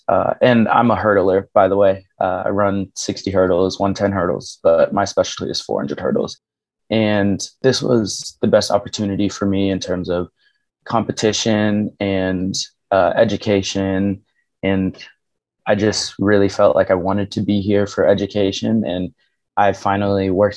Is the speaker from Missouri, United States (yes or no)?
yes; Kansas City, Missouri, United States; I grew up in Kansas City, Missouri